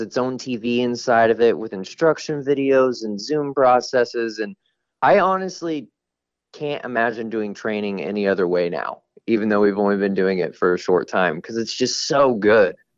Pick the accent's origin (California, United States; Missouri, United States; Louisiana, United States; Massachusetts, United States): Missouri, United States; Kansas City; moved away as an adult; now in Phoenix, United States; I'm originally from Kansas City, even though I live out in Phoenix now